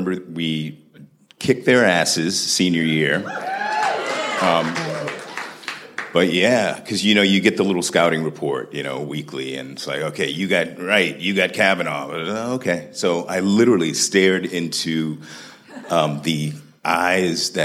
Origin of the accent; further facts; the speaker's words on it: Washington, District of Columbia, United States; I was a kid from Southeast D.C. on the other side of town